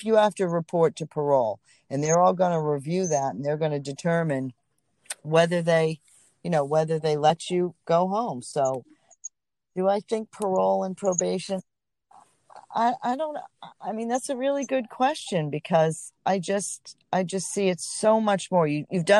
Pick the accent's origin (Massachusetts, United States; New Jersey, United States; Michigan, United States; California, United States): Massachusetts, United States; Boston; also born or lived in Atlanta, Georgia; Boston, I'm a Boston girl, so that's my hometown